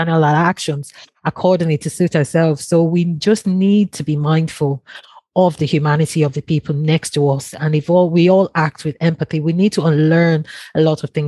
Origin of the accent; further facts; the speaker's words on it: Nigeria; now in Longford, Ireland; I'm originally from Nigeria